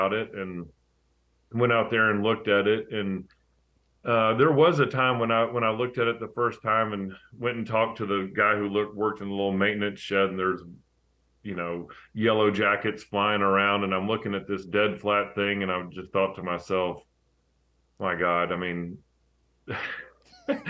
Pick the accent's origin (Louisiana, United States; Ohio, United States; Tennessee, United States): Tennessee, United States; Chattanooga; I was from Chattanooga